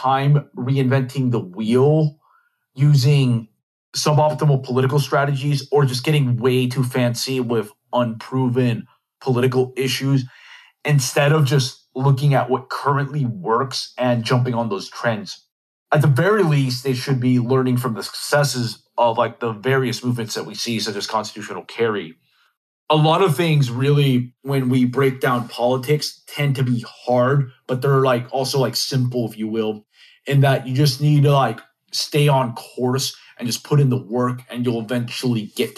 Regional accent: Texas, United States; my home state of Texas

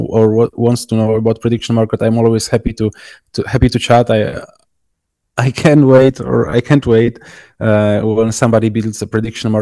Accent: Poland; I'm from Poland

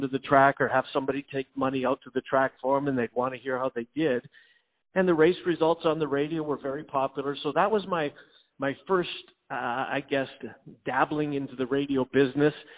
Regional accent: Winnipeg, Manitoba, Canada; moved away as an adult; also born or lived in Denver; now in Des Moines, United States; I grew up in Winnipeg

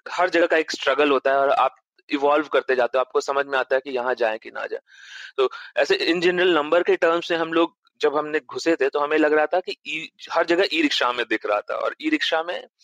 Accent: Patna, Bihar, India; moved away; also born or lived in Varanasi; मेरा जन्म पटना में हुआ था

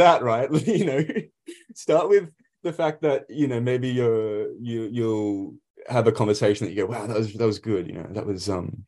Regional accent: Australia; we are Aussies.

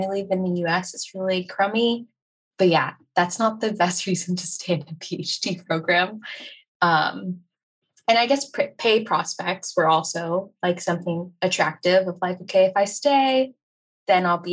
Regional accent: United States; I'm from America

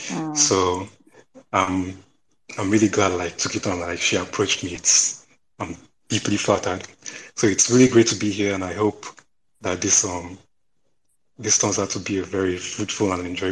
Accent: Nigeria; I'm Nigerian.

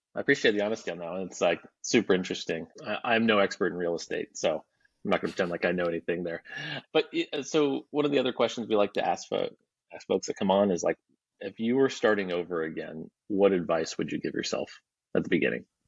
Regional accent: Alaska, United States; now in Texas, United States; I live in Texas. I'm, I'm from Alaska

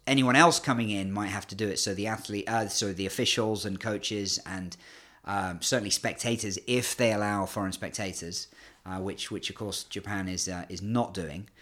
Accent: United Kingdom; accent: British; moved away as an adult; also born or lived in Canada; now in China; despite my British accent, I'm actually half Canadian

